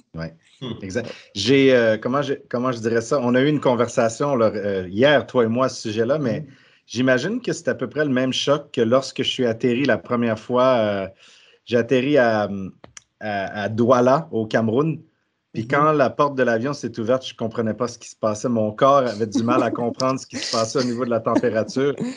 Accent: Quebec, Canada; moved away; je suis originaire du Québec

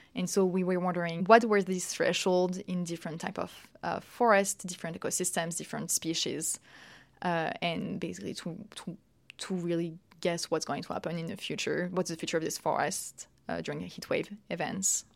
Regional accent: Paris, Île-de-France, France; moved away as an adult; also born or lived in United Kingdom; now in Lausanne, Switzerland; I'm French. I've, uh, I'm born in Paris, and I did all my studies, actually, in, in Paris, France, uh, until my master.

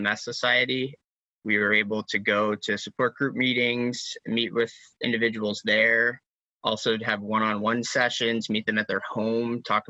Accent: Baltimore, Maryland, United States; moved away as an adult; also born or lived in upstate New York; now in Rochester, United States; I'm from Baltimore, just outside Baltimore, Maryland, originally

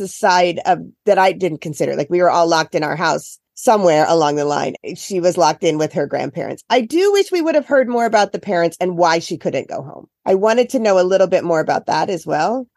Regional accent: Iowa, United States; now in Cape Cod, United States; I grew up in Iowa.

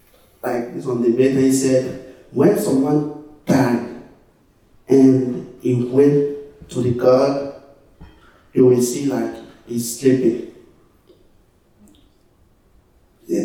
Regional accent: Côte d’Ivoire; English is a second language; I'm from Ivory Coast in West Africa, so we speak French

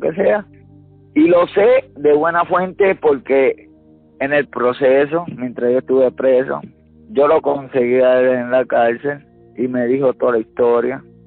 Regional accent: Gurabo, Puerto Rico; mi pueblo, de Gurabo

